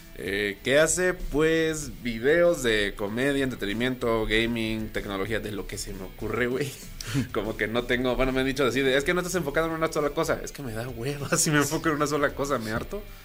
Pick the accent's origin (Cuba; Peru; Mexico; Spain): Mexico; Veracruz; allá en Veracruz, de donde soy